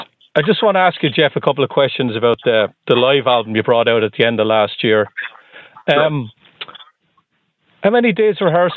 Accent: Ireland; The Republic. I'm from the Republic of Ireland.

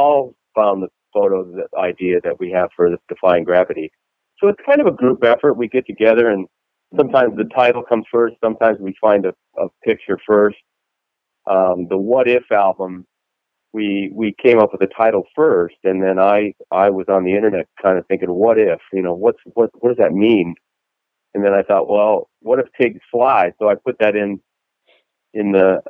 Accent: Arizona, United States; also born or lived in Cork, Ireland (ancestry); now in Dallas, United States; I grew up in Arizona for a while

